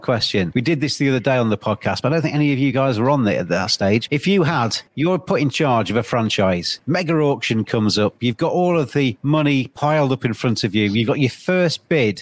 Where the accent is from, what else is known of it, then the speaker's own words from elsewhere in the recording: England, United Kingdom; English people like myself